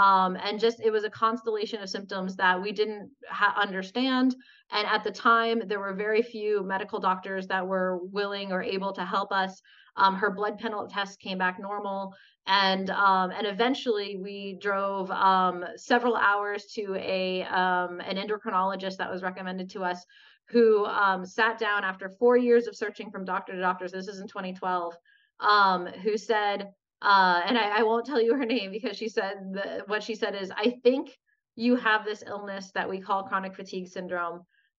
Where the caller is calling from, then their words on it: Los Angeles, California, United States; So I'm calling in from Los Angeles, California, where I live.